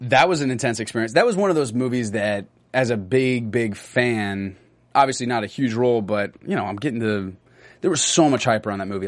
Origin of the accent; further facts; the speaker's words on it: Austin, Texas, United States; moved away; I get to go back to Austin and do like a screening for all these folks in Austin. You get to do like a Q and A, but I get to go back to my hometown